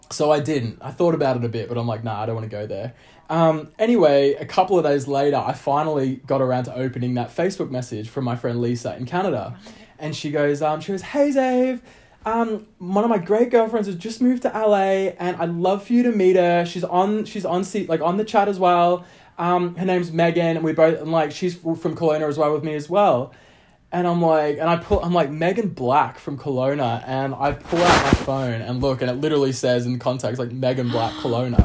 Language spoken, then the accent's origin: English; Victoria, Australia; moved away as an adult; also born or lived in Melbourne; now in Los Angeles, United States; I come from a small town about an hour out of Melbourne.